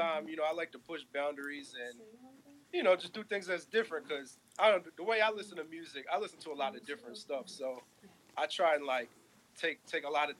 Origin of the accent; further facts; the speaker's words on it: New Jersey, United States; I'm from New Jersey, South Jersey, like right across the bridge from Philly.